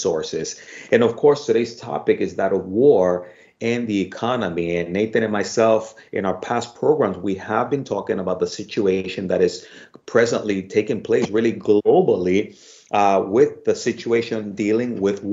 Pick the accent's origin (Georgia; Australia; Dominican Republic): Dominican Republic; moved away; I'm from the Dominican Republic